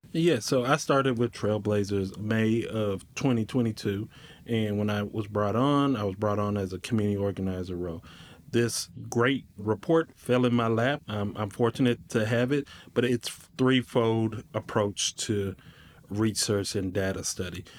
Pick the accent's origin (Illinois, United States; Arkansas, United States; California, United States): Arkansas, United States; Little Rock; moved away as an adult; now in Northwest Arkansas, United States; So I'm originally from the Little Rock area. I've been here five years.